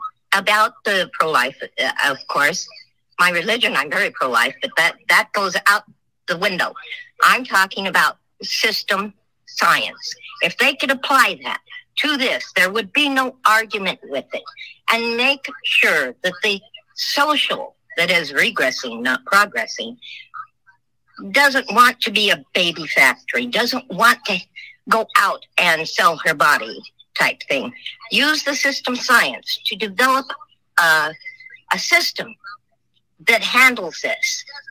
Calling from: Ontario, Oregon, United States

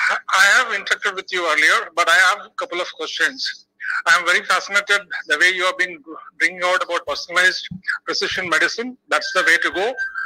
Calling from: Bangalore, Karnataka, India; Dr. Shiva, I'm calling from India.

